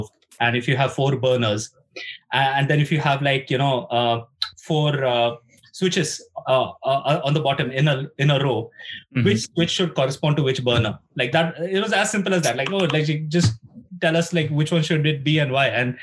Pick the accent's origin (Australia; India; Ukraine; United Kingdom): India; moved away as an adult; now in Finland; I'm from India